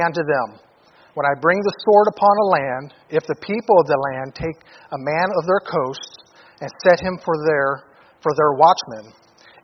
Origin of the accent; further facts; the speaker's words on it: Detroit, Michigan, United States; now in Anchorage, United States; I came from Detroit, inner city Detroit, from a dysfunctional family, alcoholic father